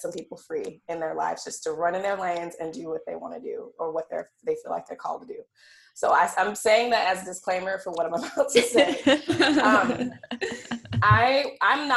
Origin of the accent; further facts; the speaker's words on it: Alabama, United States; now in Seattle, United States; I'm Southern girl from Alabama, definitely Southern through and through